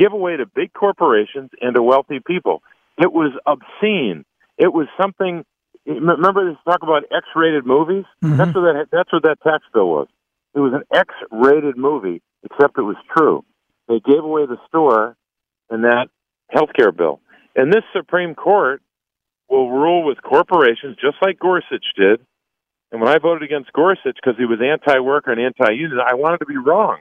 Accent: Pennsylvania, United States; I grew up in Pennsylvania in politics.

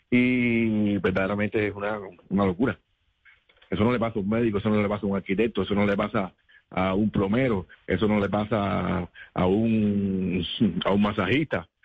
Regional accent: Cuba; Eh, extraño de Cuba, solo la gente, mi pueblo, mi público, eh, mi familia, sobre todo mi madre que tiene Alzheimer

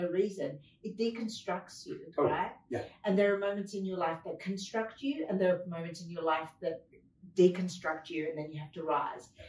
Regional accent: France; I was born in France

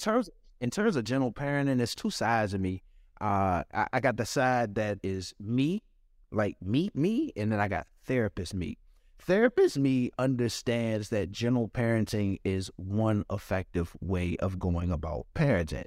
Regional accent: Washington, District of Columbia, United States; I grew up in Washington, D C. I grew up in Southeast

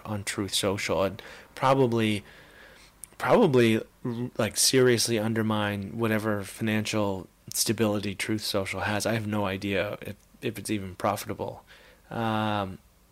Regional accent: Canada; as a Canadian

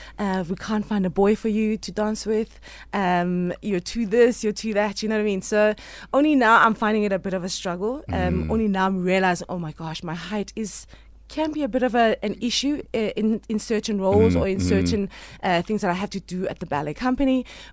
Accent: Alexandra, Gauteng, South Africa; Growing up in Alex? Yes. You know what? I managed to spend as much time as I could in the streets.

